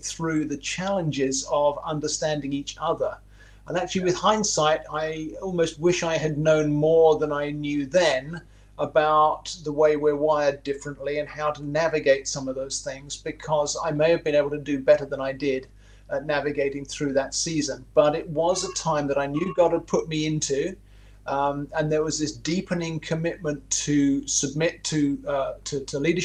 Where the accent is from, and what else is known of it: England, United Kingdom; moved away as an adult; also born or lived in Toronto, Canada; now in Myrtle Beach, United States